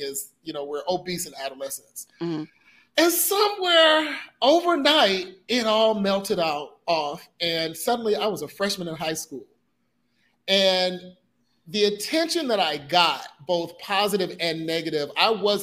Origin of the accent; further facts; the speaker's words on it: the South, United States; now in Puerto Rico; I'm from the South